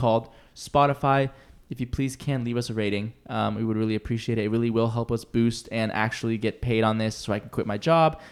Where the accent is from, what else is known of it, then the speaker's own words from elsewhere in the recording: Seattle, Washington, United States; moved away; I'm from Seattle, too